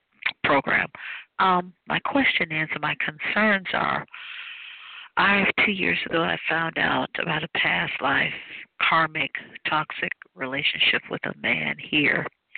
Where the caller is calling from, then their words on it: Cleveland, Ohio, United States; I'm calling from Cleveland, Ohio.